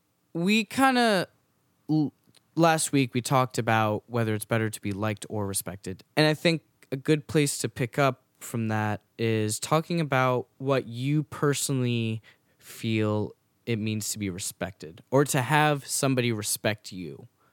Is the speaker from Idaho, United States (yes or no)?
no; New York, United States; I say this as a New Yorker who, you know, is sometimes avoids my neighbors